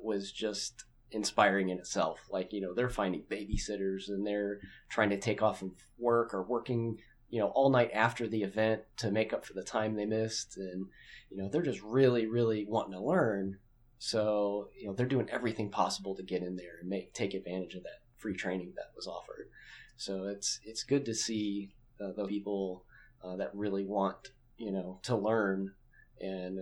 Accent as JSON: {"language": "English", "town": "Louisville", "region": "Kentucky", "country": "United States", "said": "And I'm from Louisville"}